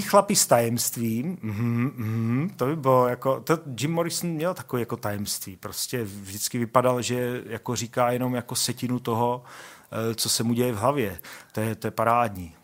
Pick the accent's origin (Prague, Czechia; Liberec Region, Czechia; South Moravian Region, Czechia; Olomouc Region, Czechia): Olomouc Region, Czechia; Olomouc; já jsem vyrůstal na sídlišti Hejrovského uh, v Olomouci